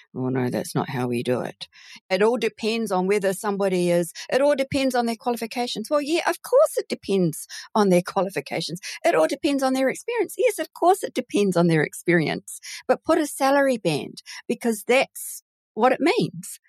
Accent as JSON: {"language": "English", "country": "New Zealand", "tie": "born or raised there", "also_born_or_lived": "United Kingdom", "accent": "Kiwi", "said": "my parents decided to immigrate to New Zealand when they did, so that I can now call and I sound Kiwi"}